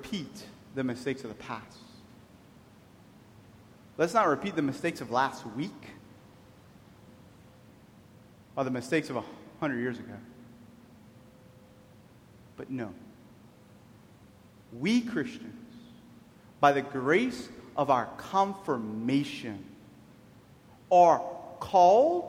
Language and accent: English; Cajun, Louisiana, United States; I'm a Cajun